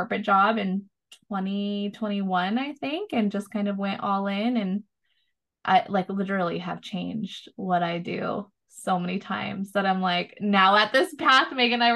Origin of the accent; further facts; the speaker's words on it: Southern California, United States; moved away as an adult; now in Austin, United States; we grew up in Southern California